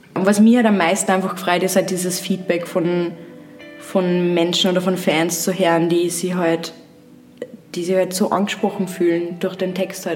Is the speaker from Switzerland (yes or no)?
no; Upper Austria, Austria